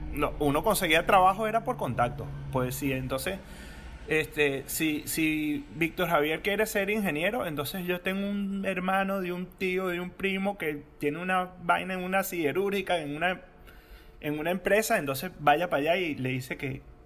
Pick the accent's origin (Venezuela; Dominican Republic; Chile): Venezuela; siendo venezolano